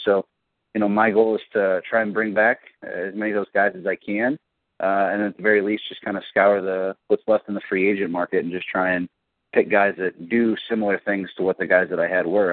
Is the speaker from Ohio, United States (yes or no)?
yes; Cleveland, Ohio, United States; I'm from Cleveland